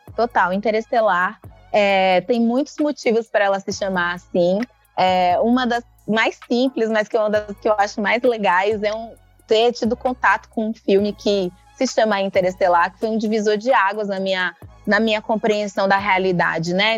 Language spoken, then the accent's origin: Portuguese; Recôncavo, Bahia, Brazil; Nasci aqui na Bahia, mas eu nasci no recôncavo da Bahia